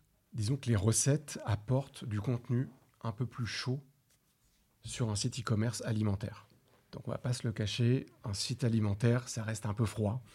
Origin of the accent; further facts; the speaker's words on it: France; on est des Français, on aime la gastronomie, c'est culturel.